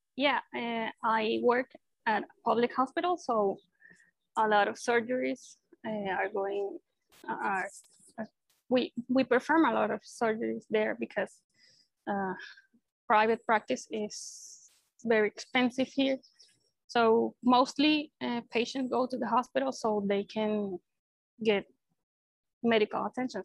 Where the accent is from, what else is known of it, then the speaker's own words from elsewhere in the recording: Maracay, Aragua, Venezuela; I was born and raised here in Venezuela. So I've been living here in Maracay my whole life.